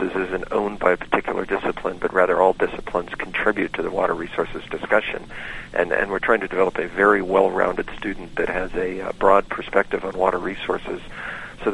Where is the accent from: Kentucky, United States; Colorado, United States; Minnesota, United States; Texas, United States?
Colorado, United States; Boulder; I grew up in Boulder, Colorado